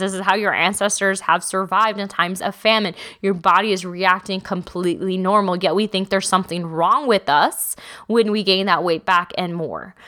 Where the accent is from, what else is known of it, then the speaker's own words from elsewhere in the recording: Texas, United States; I'm from Texas.